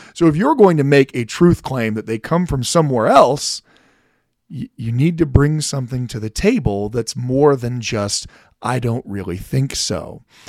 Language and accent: English; United States; I'm also an American